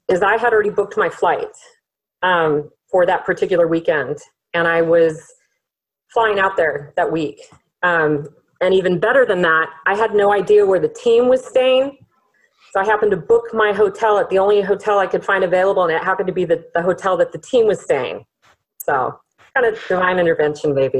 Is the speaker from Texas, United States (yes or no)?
no; San Clemente, California, United States; we're from San Clemente